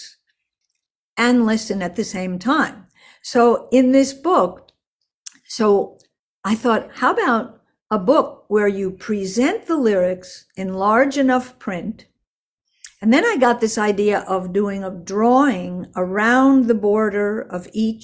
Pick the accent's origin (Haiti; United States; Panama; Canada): United States; Park Ridge, New Jersey; born or raised there; also born or lived in Manhattan, New York / Queens, New York / Westchester, New York